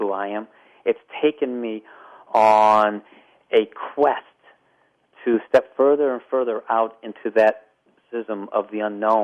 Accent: Pittsburgh, Pennsylvania, United States; moved away; also born or lived in Las Vegas; my hometown of Pittsburgh, Pennsylvania

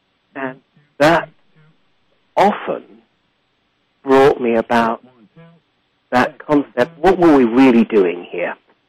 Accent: England, United Kingdom; also born or lived in Africa; But in the end, my most of my childhood was in Africa and my adolescence in England.

